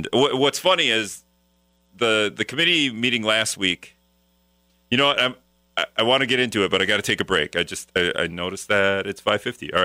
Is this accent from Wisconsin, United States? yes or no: yes; Appleton, Wisconsin, United States; now in La Crosse, United States; I'm from the Appleton area.